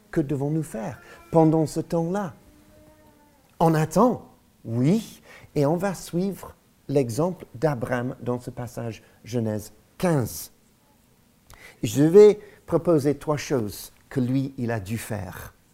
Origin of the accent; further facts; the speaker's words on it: Lyon, Auvergne-Rhône-Alpes, France; Nous avons grandi à Lyon, vous aussi à Paris, Alléluia, Dieu est bon.